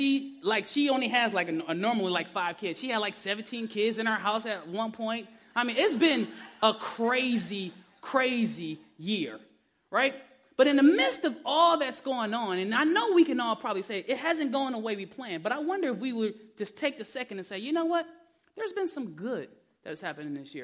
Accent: Detroit, Michigan, United States; I'm from Detroit

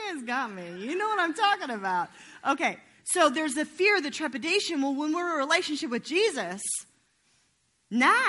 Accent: Nashville, Tennessee, United States; I'm from Nashville

